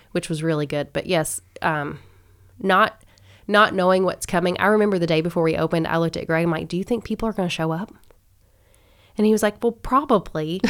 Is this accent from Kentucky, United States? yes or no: yes; Owensboro, Kentucky, United States; also born or lived in Lexington, Kentucky; I'm from Owensboro. I was born and raised here